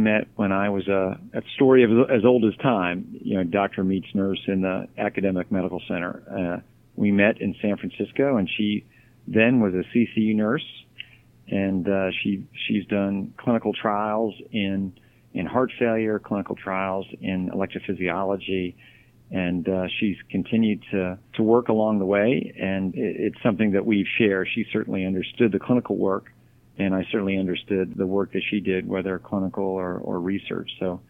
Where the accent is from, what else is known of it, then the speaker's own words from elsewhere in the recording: Japan; born there; also born or lived in Texas / Maryland / Florida / North Carolina; I was born in Japan, and Texas, Maryland, then Florida, North Carolina, back to Maryland, back to Florida, then to Virginia.